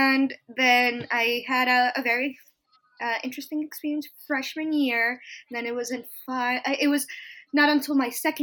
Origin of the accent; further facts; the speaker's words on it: Long Island, New York, United States; also born or lived in Bogota, Colombia; I am originally from Bogota, Colombia. Yes, I moved to the United States when I was like 8 or 9 in 2005. I grew up in Long Island, New York